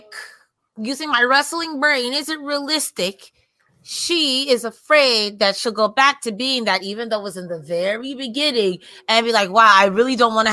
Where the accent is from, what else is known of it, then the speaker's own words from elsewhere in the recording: New York, United States; I'm from New York.